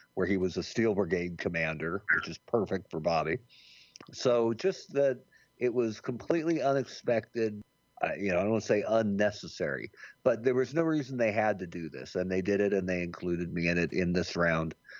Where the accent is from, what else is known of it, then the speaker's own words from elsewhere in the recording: Bend, Oregon, United States; also born or lived in Jamestown, New York; I grew up in Bend, Oregon